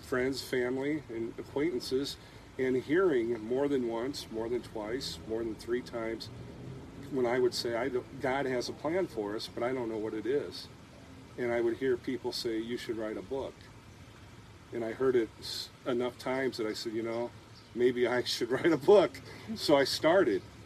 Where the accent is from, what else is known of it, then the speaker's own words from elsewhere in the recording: United States; now in Wayland, United States; I actually live in Wayland. Just outside of town in the country, Wayland, Iowa. I'm originally from the Quad Cities